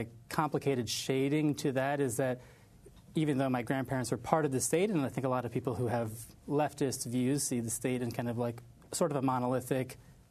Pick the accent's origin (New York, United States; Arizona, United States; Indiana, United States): New York, United States; New York City; also born or lived in Tel Aviv, Israel; I grew up in New York City. Mm-hmm. I grew up in the Bronx. And I grew up in a community that was very Jewish